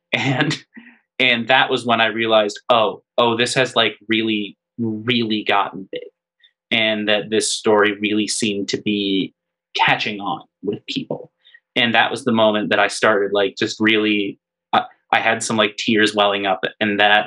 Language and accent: English; Hanover, United States; growing up in Hanover, it was a town with I always joke that there were three churches, four bars, and not much else